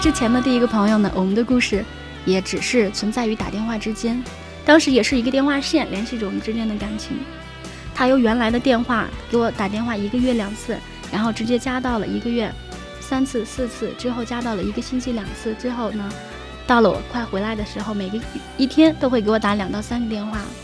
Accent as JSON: {"language": "Chinese", "town": "Taiyuan", "region": "Shanxi", "country": "China", "tie": "born or raised there", "also_born_or_lived": "Zhangjiajie", "moved": "as an adult", "said": "我就离开了我的家乡。我是土生土长的太原人。当时我离开了家乡之后，就怀着一个年轻的心去找自己的理想。我去了南方"}